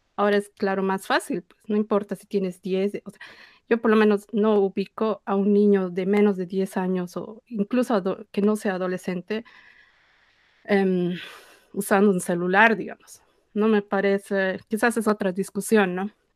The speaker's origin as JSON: {"language": "Spanish", "country": "Bolivia", "said": "como bolivianos"}